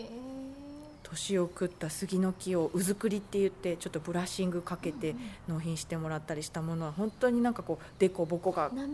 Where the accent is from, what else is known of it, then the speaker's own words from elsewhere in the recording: Marugame, Kagawa, Japan; moved away as an adult; also born or lived in Tokyo; 実家の方を見るとまさにうちはそういうあの私がきっとこの会社に山一木材に帰ってこないとこの会社はなくなるんだろうな